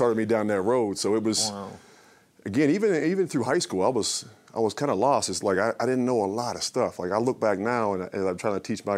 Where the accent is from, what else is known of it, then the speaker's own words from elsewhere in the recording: Pittsburgh, Pennsylvania, United States; I grew up in Pittsburgh